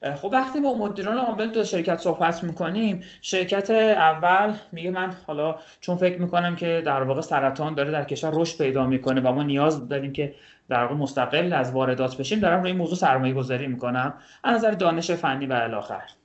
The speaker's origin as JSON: {"language": "Persian", "town": "Kashan", "region": "Isfahan", "country": "Iran", "said": "اهل کاشانم"}